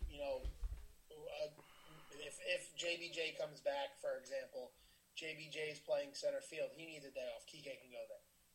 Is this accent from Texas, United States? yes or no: no; New York, United States; we're from New York